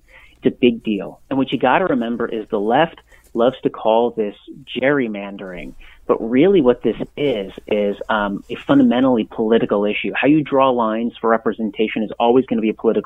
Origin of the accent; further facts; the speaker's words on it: California, United States; when I was growing up in California